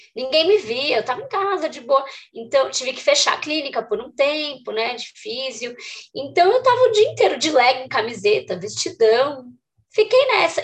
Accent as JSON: {"language": "Portuguese", "region": "São Paulo", "country": "Brazil", "said": "Eu sou de São Paulo"}